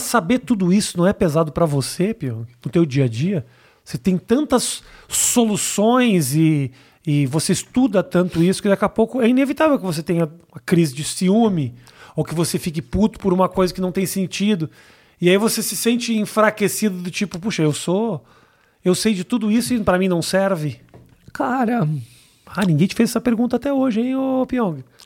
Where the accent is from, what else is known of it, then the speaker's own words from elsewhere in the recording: Rio Grande do Sul, Brazil; moved away; quando eu era moleque, por exemplo, no Rio Grande do Sul